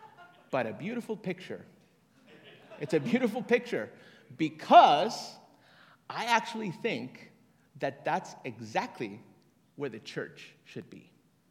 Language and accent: English; Bogotá, Colombia; moved away; also born or lived in Tegucigalpa, Honduras; I'm from Colombia, Bogota